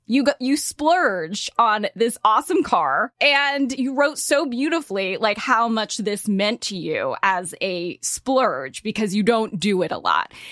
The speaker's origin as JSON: {"language": "English", "region": "California", "country": "United States", "tie": "born or raised there", "said": "I grew up in California"}